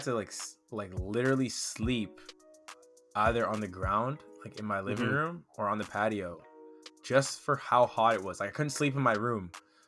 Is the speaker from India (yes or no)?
no; Toronto, Ontario, Canada; now in British Columbia, Canada; I'm from Toronto